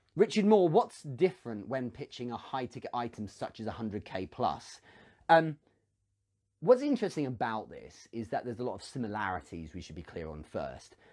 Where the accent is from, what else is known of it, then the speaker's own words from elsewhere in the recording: England, United Kingdom; I'm English